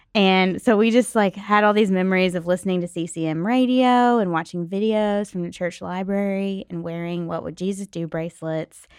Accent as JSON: {"language": "English", "town": "Nashville", "region": "Tennessee", "country": "United States", "tie": "born or raised there", "said": "I grew up in Nashville"}